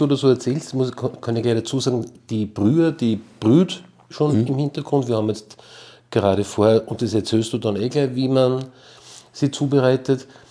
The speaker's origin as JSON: {"language": "German", "region": "Salzburg", "country": "Austria", "said": "bei uns in Salzburg"}